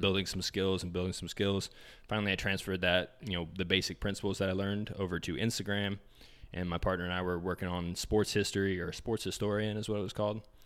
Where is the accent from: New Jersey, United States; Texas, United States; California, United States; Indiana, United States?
Indiana, United States; Indianapolis; we want all roads to come back to Indianapolis, um, just 'cause we're from here